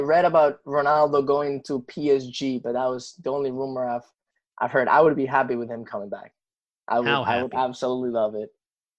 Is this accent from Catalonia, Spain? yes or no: no; Madrid, Community of Madrid, Spain; born there; English is a second language; Well, I must say I was born in Madrid and my all-time favorite team is Real Madrid